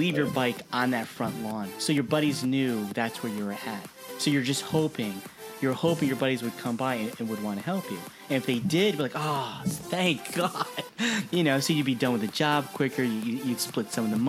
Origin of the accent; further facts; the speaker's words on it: New Jersey, United States; now in California, United States; you and I grew up in Jersey